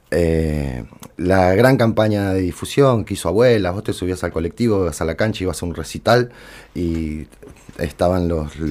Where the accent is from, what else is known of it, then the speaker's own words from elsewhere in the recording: Buenos Aires, Argentina; moved away as an adult; now in Córdoba, Argentina; Mira, yo me fui de Capital Federal en el 99 a Córdoba Capital, eh, porque yo en ese momento tenía 20, 21 años